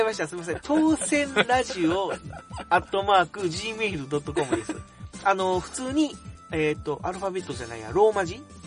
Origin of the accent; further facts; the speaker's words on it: Kobe, Hyogo, Japan; moved away as an adult; now in Tokai, Japan; 出身側の神戸の方なんですよね